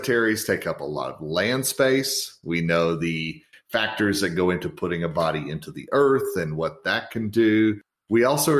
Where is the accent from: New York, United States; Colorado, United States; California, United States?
Colorado, United States; My home state of Colorado